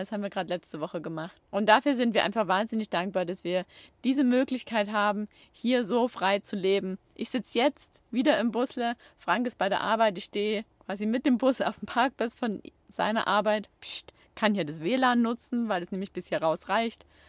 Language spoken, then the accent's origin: German; Chemnitz, Saxony, Germany; moved away as an adult; also born or lived in Baden-Württemberg (Ländle); now in Baden-Württemberg, Germany; ich komme aus Chemnitz und ich bin dort aufgewachsen, ich bin dort in die Schule gegangen, das ist meine Heimat